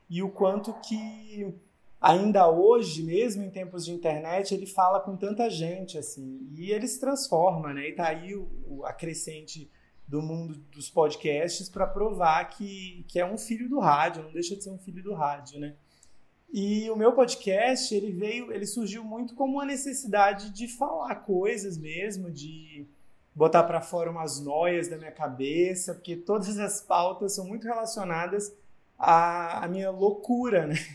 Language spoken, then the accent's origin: Portuguese; Northeast Region, Brazil; Eu sou jornalista, eu sou nordestino